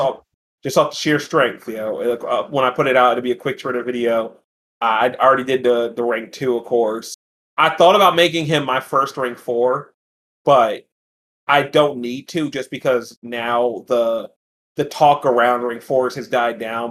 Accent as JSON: {"language": "English", "region": "New Jersey", "country": "United States", "said": "I'm from New Jersey. I rep this shit all day, every day."}